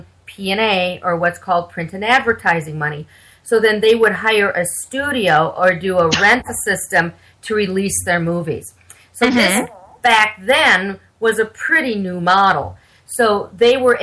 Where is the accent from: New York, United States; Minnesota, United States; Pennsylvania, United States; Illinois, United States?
Minnesota, United States; moved away; I'm from Minnesota originally. And back in the Twin Cities, which is Minneapolis-St. Paul area.